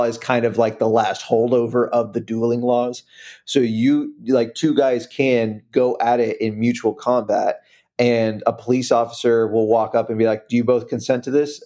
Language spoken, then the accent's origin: English; United States; also born or lived in Central Florida